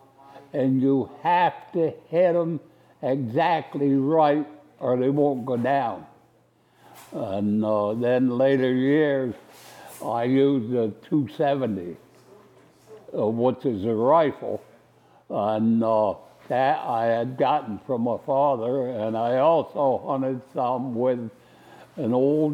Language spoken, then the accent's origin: English; Esopus, New York, United States; also born or lived in Saugerties, New York; I was born in Esopus in 1930, Esopus, New York